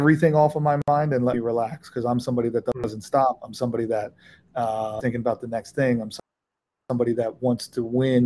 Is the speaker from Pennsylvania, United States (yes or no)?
yes; Philadelphia, Pennsylvania, United States; I grew up in Philadelphia